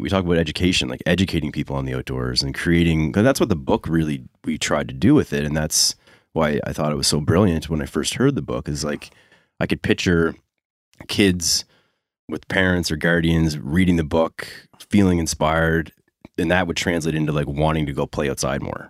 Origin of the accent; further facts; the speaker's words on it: Dartmouth, Nova Scotia, Canada; I grew up in Dartmouth